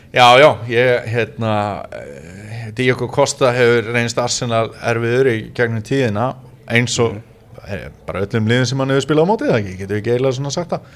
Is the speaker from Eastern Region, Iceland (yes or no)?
yes; Neskaupstaður, Eastern Region, Iceland; moved away; also born or lived in Vestmannaeyjar; ég í Neskjöpsta mínum heimabæ